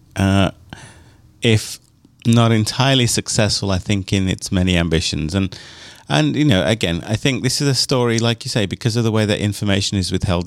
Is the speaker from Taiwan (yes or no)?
no; United Kingdom; moved away; growing up in Europe and only in, in the UK